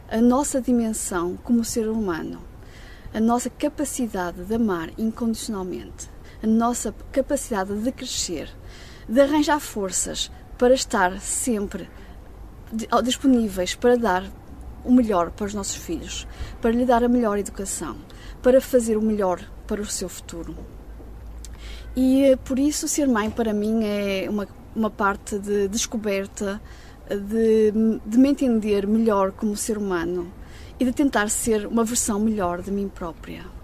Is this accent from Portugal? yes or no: yes; Portugal; moved away as an adult; also born or lived in Rhineland-Palatinate, Germany; now in Germany; sou portuguesa e moro na Alemanha, na Renânia-Palatinato, há mais de 10 anos.